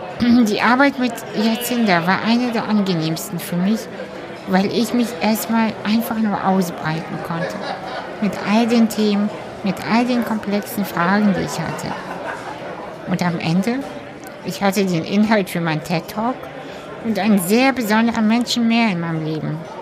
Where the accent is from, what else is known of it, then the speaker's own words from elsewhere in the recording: Hamburg, Germany; ich bin ja in Hamburg auch aufgewachsen